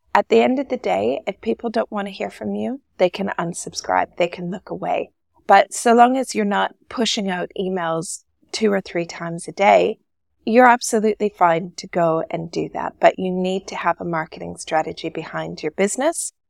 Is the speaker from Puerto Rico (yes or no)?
no; Canada; born or raised there; moved away as an adult; now in Dubai, United Arab Emirates